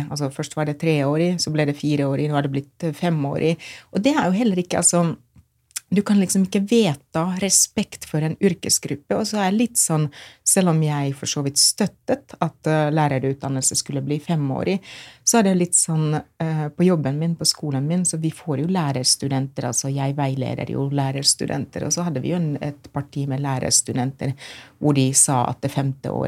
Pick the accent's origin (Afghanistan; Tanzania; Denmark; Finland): Finland; Norwegian is a second language; now in Norway; Jeg kommer jo fra Finland, hvor vi har lektorer på ungdomsskolen.